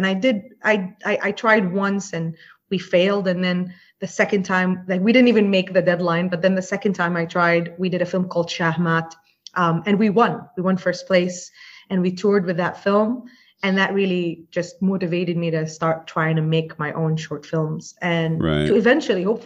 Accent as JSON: {"language": "English", "country": "Jordan", "tie": "born or raised there", "moved": "as an adult", "lives_now": "Dubai, United Arab Emirates", "said": "I grew up in Jordan"}